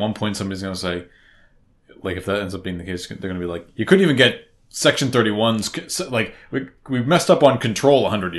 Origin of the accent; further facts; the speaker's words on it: Boston, Massachusetts, United States; accent: Boston; you're all gonna have to deal with my Boston accent now.